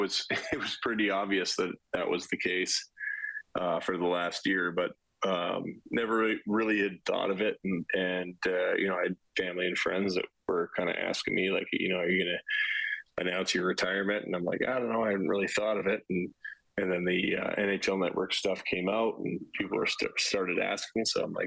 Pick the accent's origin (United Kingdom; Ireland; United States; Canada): Canada; also born or lived in Regina / Newmarket / Winnipeg / Vancouver; I grew up Canadian, so I bounced around a lot. I was born in Regina. Moved to Newmarket, suburb of Toronto, to Winnipeg, to Vancouver, to Calgary before I was 10.